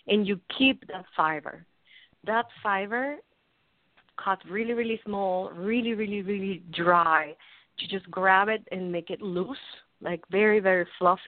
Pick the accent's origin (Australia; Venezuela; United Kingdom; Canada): Venezuela; moved away as an adult; also born or lived in New York; now in United States; I'm from Venezuela originally